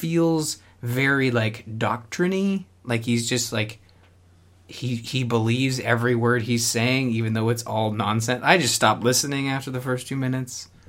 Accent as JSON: {"language": "English", "country": "Canada", "said": "I'm Canadian"}